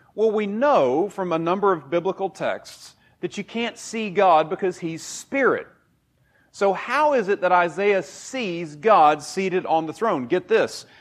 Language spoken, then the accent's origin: English; Taylors, South Carolina, United States; moved away as an adult; I grew up in Taylor's, so that way a little bit, not too far from here